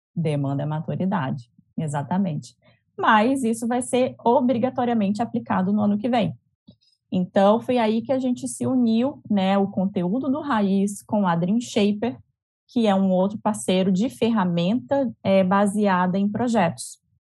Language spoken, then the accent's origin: Portuguese; Fortaleza, Ceará, Brazil; now in Rio de Janeiro, Brazil; sou cearense